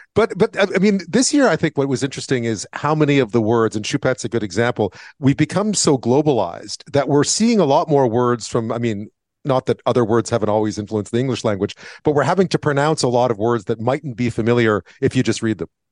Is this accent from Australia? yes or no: no; Montreal, Quebec, Canada; I grew up in Montreal in French